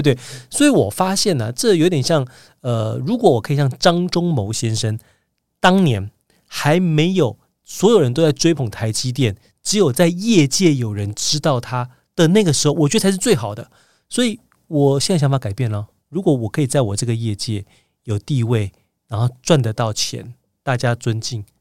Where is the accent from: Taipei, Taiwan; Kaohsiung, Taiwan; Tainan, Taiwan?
Taipei, Taiwan; moved away as an adult; now in South Korea; 我小时候是住在北投石牌地区